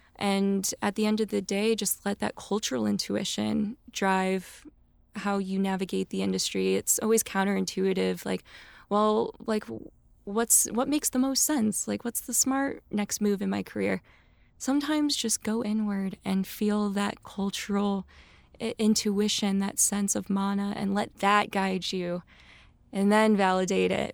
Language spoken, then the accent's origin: English; a suburb outside of Saint Louis, Missouri, United States; moved away as an adult; now in Los Angeles, United States; I am born and raised in Missouri, a suburb outside of Saint Louis, brown girl from the burbs